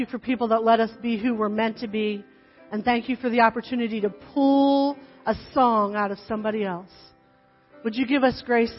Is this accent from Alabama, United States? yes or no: no; New Jersey, United States; accent: New Jersey; moved away as an adult